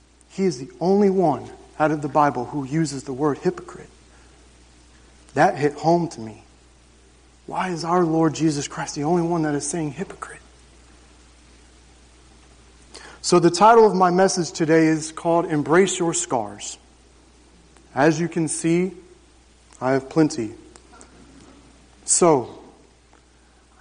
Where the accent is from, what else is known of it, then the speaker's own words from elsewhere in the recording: Jacksonville, Florida, United States; my story begins June 26, 1987, Jacksonville, Florida. I grew up on 2 acres in the suburbs of Jacksonville